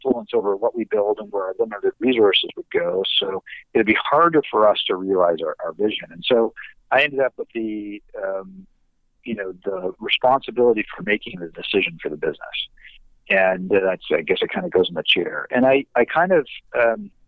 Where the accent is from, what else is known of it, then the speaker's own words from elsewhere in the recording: Canada; we're Canadian